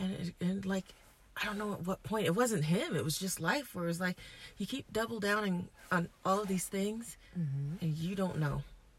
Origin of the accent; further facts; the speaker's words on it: Brooklyn, New York, United States; Okay, and I'm from Brooklyn.